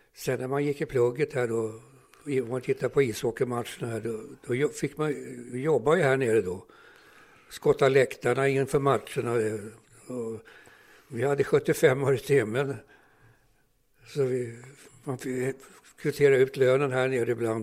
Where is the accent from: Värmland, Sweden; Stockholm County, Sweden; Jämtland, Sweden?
Stockholm County, Sweden; Stockholm; Jag, jag växte upp här på Södermannagatan 64